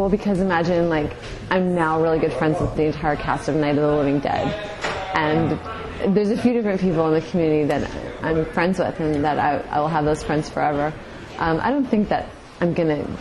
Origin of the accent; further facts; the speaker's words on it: Canada; My parents are from Chile, but I was born and raised in Canada